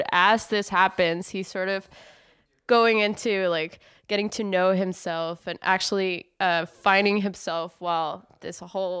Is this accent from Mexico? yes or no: yes; northern Mexico, Mexico; English is a second language; moved away; Actually, I grew up in Mexico. I grew up in northern Mexico.